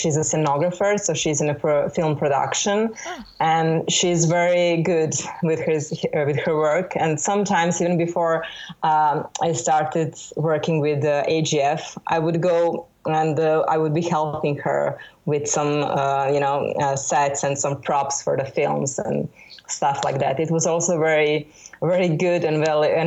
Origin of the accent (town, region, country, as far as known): Belgrade, Serbia; born or raised there